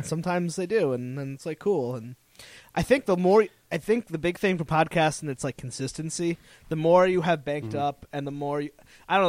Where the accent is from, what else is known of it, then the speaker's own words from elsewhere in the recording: Connecticut, United States; now in Providence, United States; I grew up in Connecticut, so I didn't grow up in this area